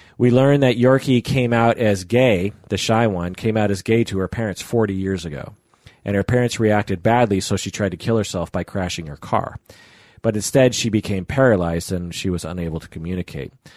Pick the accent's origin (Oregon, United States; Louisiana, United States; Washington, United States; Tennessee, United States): Washington, United States; Issaquah; I grew up in Issaquah, which, you know, has lakes and stuff